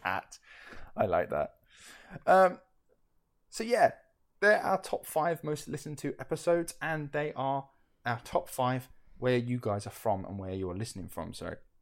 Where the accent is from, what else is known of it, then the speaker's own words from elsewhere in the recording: United Kingdom; we're from the United Kingdom